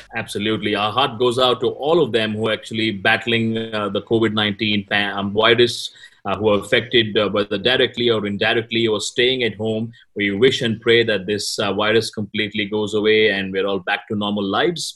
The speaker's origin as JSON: {"language": "English", "country": "India", "said": "I'm an Indian"}